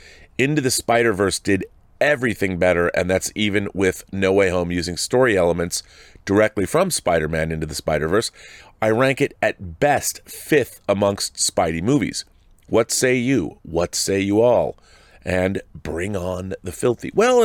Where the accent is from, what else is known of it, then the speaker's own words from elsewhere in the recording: Regina, Saskatchewan, Canada; I went to see a play at the Globe Theater in my hometown of, is it Regina, Saskatchewan, called The Alice Nocturne